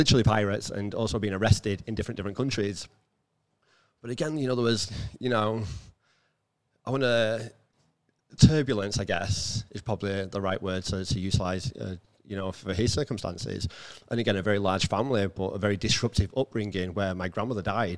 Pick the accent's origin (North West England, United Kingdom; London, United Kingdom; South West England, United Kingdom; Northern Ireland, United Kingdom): North West England, United Kingdom; Rochdale; I'm from Rochdale, North Manchester, living, you know, a 2-bedroom terrace house